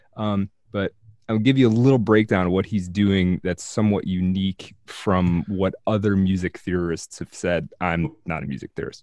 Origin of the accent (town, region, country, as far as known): United States